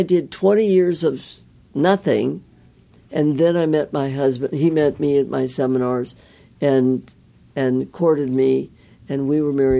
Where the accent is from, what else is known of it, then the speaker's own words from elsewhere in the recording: Midwest, United States; I was from the Midwest.